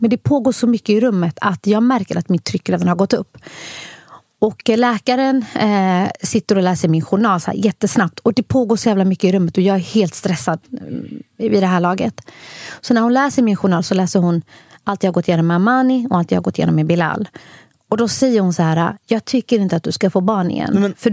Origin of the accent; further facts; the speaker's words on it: Somalia; Och på grund av att jag är somalier också så gillar vi att få barn varje år.